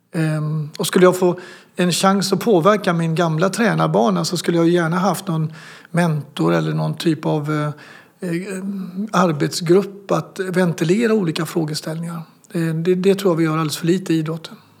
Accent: Sweden; som svensk

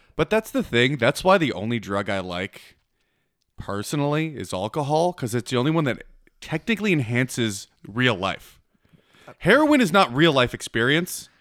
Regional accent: Canada

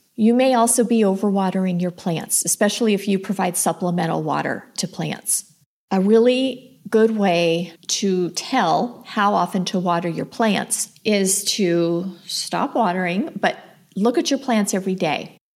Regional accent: Los Angeles, California, United States; moved away as an adult; now in Phoenix, United States; I grew up in Los Angeles. I didn't move to the desert till I was married.

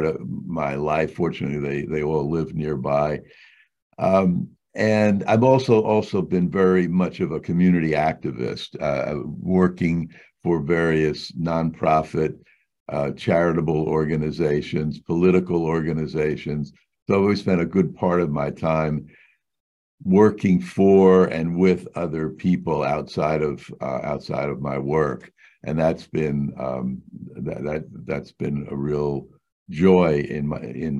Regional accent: New York City, New York, United States; I grew up in New York City, basically a street kid

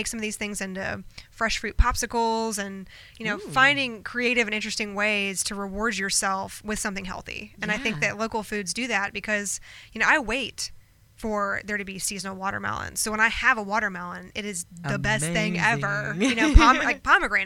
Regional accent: North Carolina, United States; now in Charleston, United States; I'm from North Carolina originally

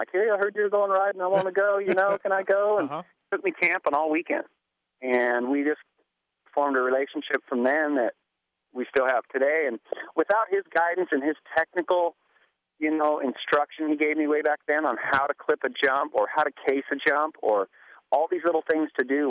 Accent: Kent, Washington, United States; In Kent, Washington.

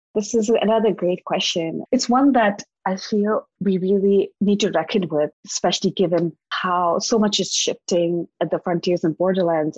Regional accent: Dehradun, Uttarakhand, India; also born or lived in Gangtok, Sikkim / Bombay; I grew up in Dehradun, which is in the western Himalayan state of Uttarakhand

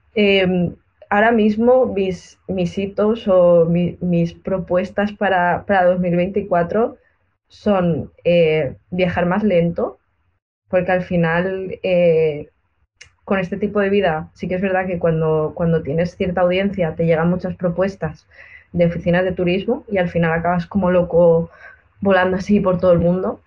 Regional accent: Benidorm, Valencian Community, Spain; aquí en Benidorm, en mi pueblo

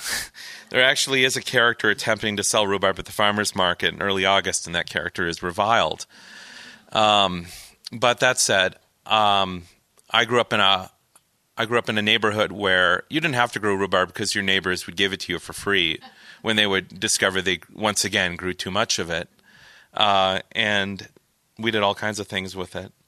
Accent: Hastings, Minnesota, United States; my hometown of Hastings, Minnesota

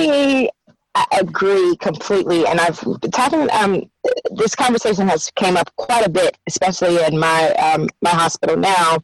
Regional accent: Houston, Texas, United States; now in Maryland, United States; back home in Houston, where I'm from

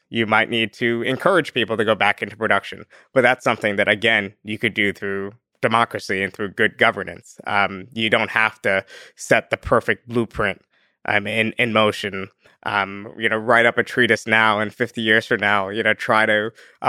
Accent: Northeast, United States; and I'm from the Northeast, so I give like excessively Northeast examples.

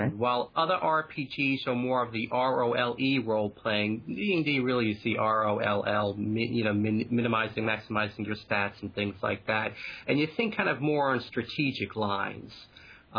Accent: Long Island, New York, United States; accent: Long Island; Long Island. I'm from Long Island, so I've got that Long Island-y accent

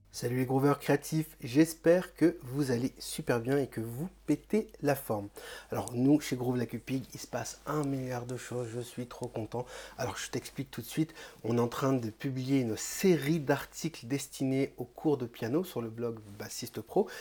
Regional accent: Réunion; j'ai un invité qui est réunionnais comme moi

